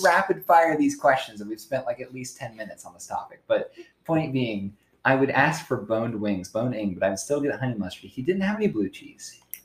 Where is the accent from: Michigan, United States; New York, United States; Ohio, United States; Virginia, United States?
Ohio, United States; New Philadelphia; moved away; my hometown, which is New Philadelphia, Ohio, you can look it up. Population 14,000.